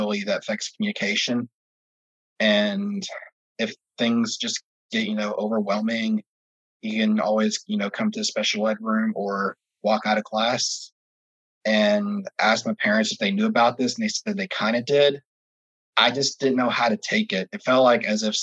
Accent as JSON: {"language": "English", "town": "Orlando", "region": "Florida", "country": "United States", "said": "I'm from Orlando, Florida"}